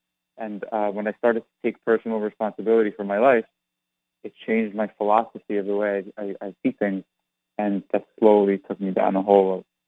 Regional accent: New York, United States; Well, I grew up in New York, so it just kind of was foisted upon me.

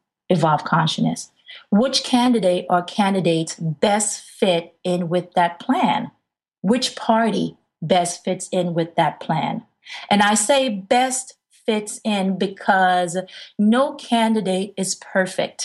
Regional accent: New York City, New York, United States; an African-American woman growing up in the Bronx, New York

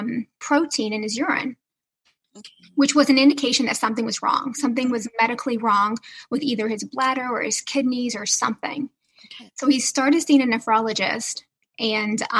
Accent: the South, United States; I'm from the South. So everything was, yes, ma'am, we better have good manners.

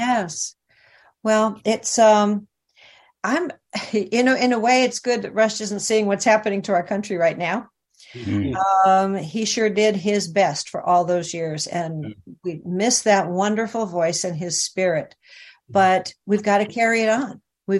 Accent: Glendale, California, United States; But I was from Glendale.

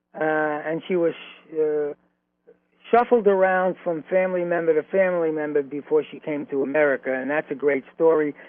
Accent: New York City, New York, United States; also born or lived in Flatbush, Brooklyn; the apartment in Flatbush, even though we were raised in Williamsburg

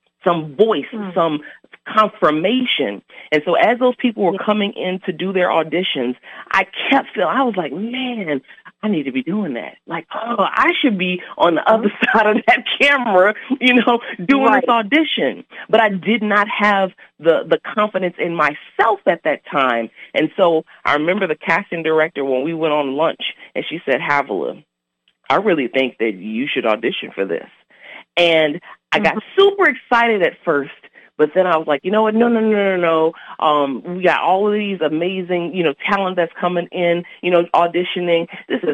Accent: New Orleans, Louisiana, United States; I'm originally from New Orleans, Louisiana.

